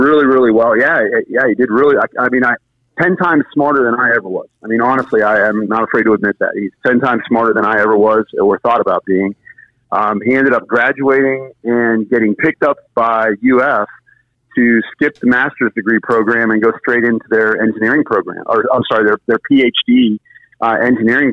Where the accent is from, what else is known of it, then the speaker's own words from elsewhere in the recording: Sarasota, Florida, United States; also born or lived in Pittsburgh, Pennsylvania; now in West Palm Beach, United States; I grew up on the west coast of Florida in a place called Sarasota, which is just south of Tampa